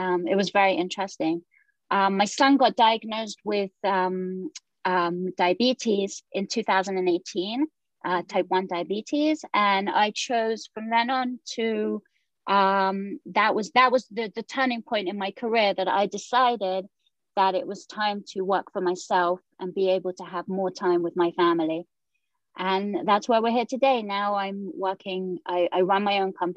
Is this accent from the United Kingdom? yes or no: yes; England, United Kingdom; moved away as an adult; now in Jerusalem; So I was born in the United Kingdom and I was living there for 18 years.